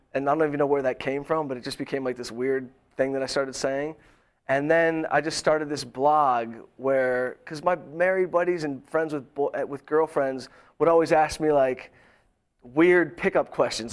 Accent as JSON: {"language": "English", "town": "Detroit", "region": "Michigan", "country": "United States", "tie": "born or raised there", "moved": "as an adult", "lives_now": "Los Angeles, United States", "said": "I am from Detroit. Um, not the rough streets. Good mixed background"}